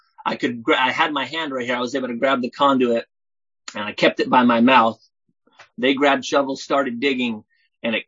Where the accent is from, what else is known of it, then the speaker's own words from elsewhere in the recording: Southern California, United States; now in Oregon, United States; I'm from Oregon, originally from California, Southern California